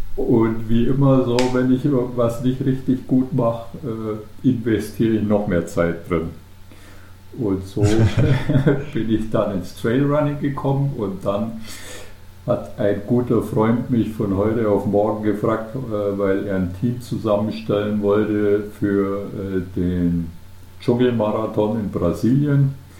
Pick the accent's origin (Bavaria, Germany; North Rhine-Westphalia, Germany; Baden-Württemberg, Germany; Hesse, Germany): Bavaria, Germany; Unterallgäu, near Kaufbeuren; now in Pfronten, Germany; gebürtiger Allgäuer, allerdings aus dem Unterallgäu, aus der Nähe von Kaufbeuren